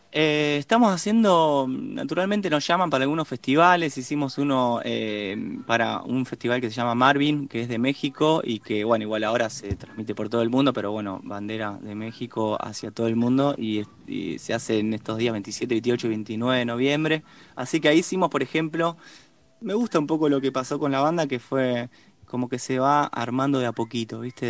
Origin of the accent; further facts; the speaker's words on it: Rosario, Santa Fe, Argentina; now in Buenos Aires, Argentina; somos de Rosario